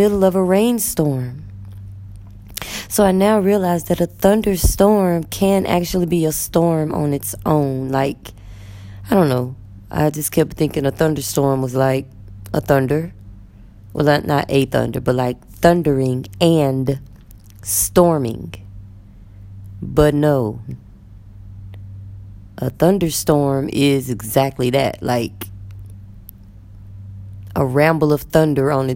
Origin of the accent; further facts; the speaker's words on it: Texas, United States; moved away as an adult; now in Egypt; I'm from Texas.